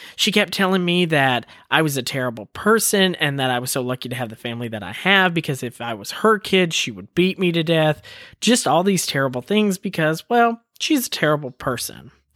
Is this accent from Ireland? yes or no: no; Woodbury, Tennessee, United States; moved away; also born or lived in Colorado; I was born on a military base in Colorado, and then my dad moved us back home to Woodbury, Tennessee